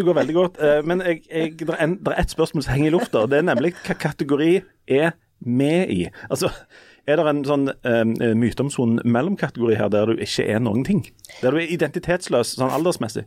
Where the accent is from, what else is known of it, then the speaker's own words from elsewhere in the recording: Hommersåk, Rogaland, Norway; på bedehuset på Hommersåk, der jeg vokste opp